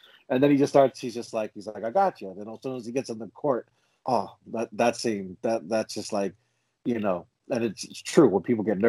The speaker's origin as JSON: {"language": "English", "region": "New Jersey", "country": "United States", "said": "I'm from Jersey"}